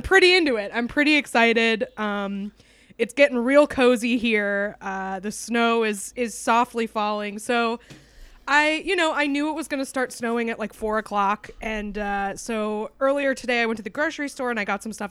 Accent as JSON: {"language": "English", "region": "New Hampshire", "country": "United States", "also_born_or_lived": "Texas", "said": "I am truly a New Englander"}